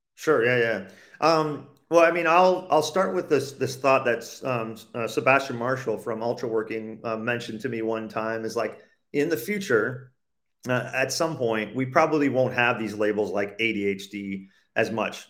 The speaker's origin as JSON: {"language": "English", "country": "Canada", "tie": "born or raised there", "moved": "as an adult"}